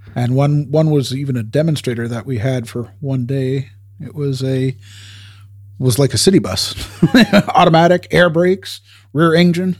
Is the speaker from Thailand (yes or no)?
no; Canada; we're Canadian